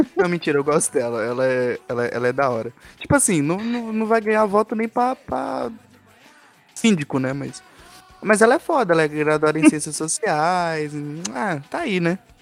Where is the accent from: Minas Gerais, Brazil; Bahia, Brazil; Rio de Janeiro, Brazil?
Bahia, Brazil; now in São Paulo, Brazil; Eu sou baiano